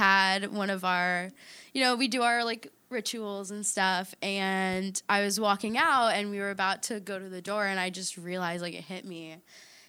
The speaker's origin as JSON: {"language": "English", "town": "Wellington", "region": "Florida", "country": "United States", "tie": "born or raised there", "said": "I actually was born and raised in Wellington, Florida"}